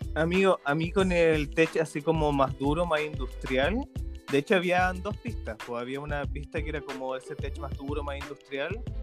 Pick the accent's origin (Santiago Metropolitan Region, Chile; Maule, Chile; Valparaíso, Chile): Santiago Metropolitan Region, Chile; Santiago; Soy de Santiago.